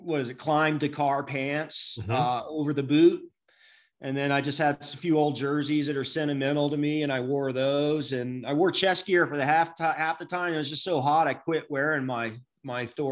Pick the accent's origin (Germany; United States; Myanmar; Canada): United States; Atlanta, Georgia; I'm from Atlanta